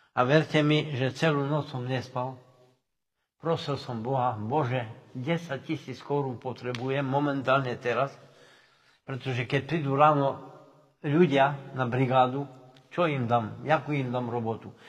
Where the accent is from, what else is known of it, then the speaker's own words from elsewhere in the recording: Slovinky, Košice Region, Slovakia; narodil som sa v Slovinkách, celý život eh, žijem v Slovinkách